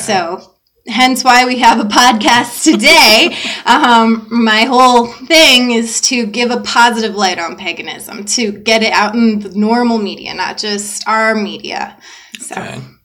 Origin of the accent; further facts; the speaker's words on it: the South, United States; now in Phoenix, United States; I grew up in the South